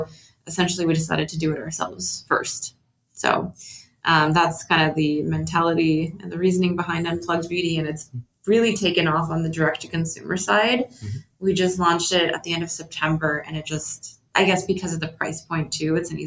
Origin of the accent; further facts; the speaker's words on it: Canada; we're from Canada too